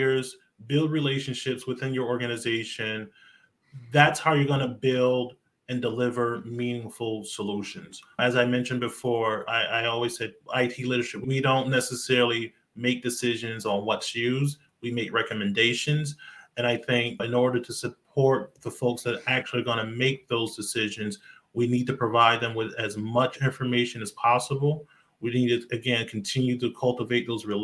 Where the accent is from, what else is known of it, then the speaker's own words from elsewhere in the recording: about an hour from New York, Northeast, United States; I grew up here in the Northeast. So about an hour away from New York.